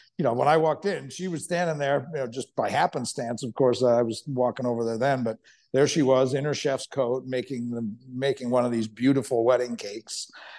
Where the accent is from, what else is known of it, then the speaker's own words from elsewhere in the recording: New York, United States; from New York